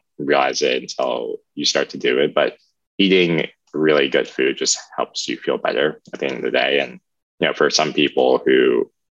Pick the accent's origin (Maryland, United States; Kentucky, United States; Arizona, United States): Maryland, United States; I grew up in the Maryland area in Anderton County